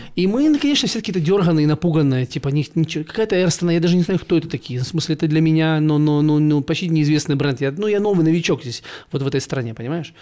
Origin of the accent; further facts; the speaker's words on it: Ukraine; now in Almaty, Kazakhstan; я ж с Украины